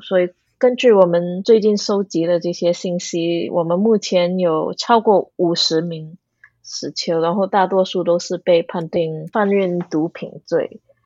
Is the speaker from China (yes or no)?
no; Singapore; moved away as an adult; also born or lived in New Zealand / Wales; 我是土生土长的新加坡人啊，就在新加坡读小学、中学